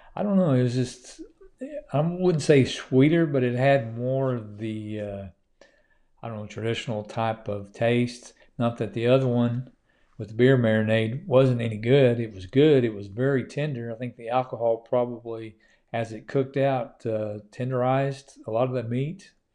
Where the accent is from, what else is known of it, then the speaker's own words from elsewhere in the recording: Oklahoma, United States; now in Georgia, United States; it's my home state